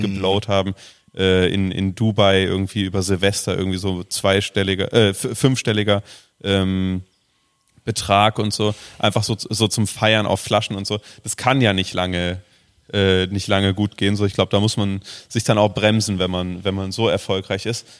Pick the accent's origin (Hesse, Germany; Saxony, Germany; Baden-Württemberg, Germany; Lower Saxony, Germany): Hesse, Germany; Frankfurt area; also born or lived in Babenhausen / Aschaffenburg / Berlin; now in Cologne, Germany; ich komme ja so aus dem Raum Frankfurt, so. Ähm, ich habe da in Babenhausen lange gelebt und in Aschaffenburg